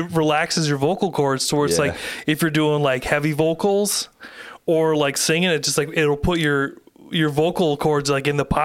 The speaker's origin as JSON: {"language": "English", "area": "the Thumb", "region": "Michigan", "country": "United States", "tie": "born or raised there", "moved": "yes", "lives_now": "Montague, United States", "said": "growing up in the Thumb"}